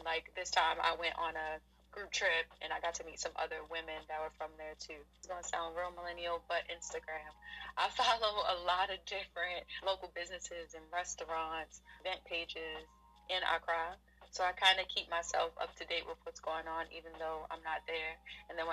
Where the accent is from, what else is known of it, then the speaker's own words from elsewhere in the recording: United States; I'm a Black American